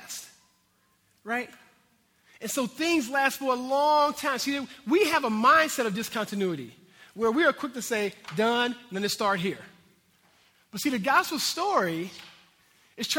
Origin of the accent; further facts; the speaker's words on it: United States; I'm American here